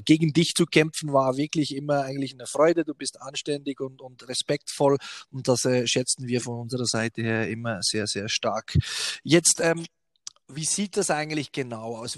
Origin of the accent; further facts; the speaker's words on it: Switzerland; also born or lived in Bern; bei uns in der Schweiz